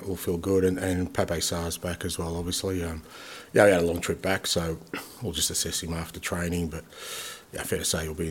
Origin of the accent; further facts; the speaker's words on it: Australia; being Australian